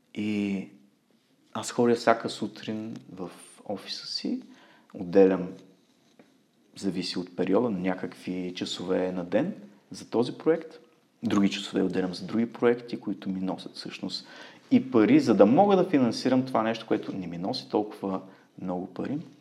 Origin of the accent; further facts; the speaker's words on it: Ruse, Ruse Province, Bulgaria; moved away as an adult; now in Munich, Germany; в Русе, родния ми град